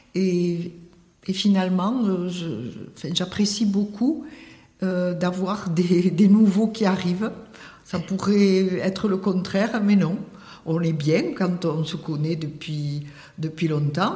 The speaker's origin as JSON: {"language": "French", "town": "Tarbes", "region": "Occitania", "country": "France", "tie": "born or raised there", "said": "je suis née à Tarbes et j'ai travaillé à Tarbes"}